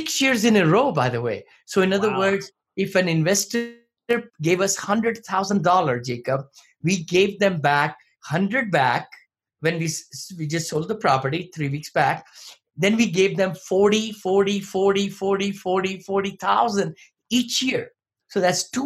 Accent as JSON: {"language": "English", "country": "India", "moved": "as an adult", "lives_now": "United States", "said": "I came from India many moons ago, came with $7"}